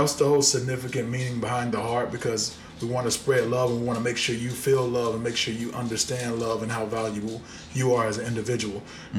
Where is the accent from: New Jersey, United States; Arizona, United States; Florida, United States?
Florida, United States; Haines City; I'm from Florida, Polk County, Florida